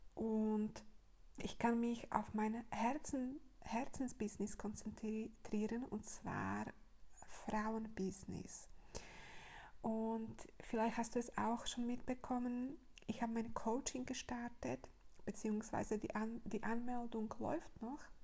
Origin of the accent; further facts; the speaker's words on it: Slovakia; moved away; meine Heimat ist äh, Slowakei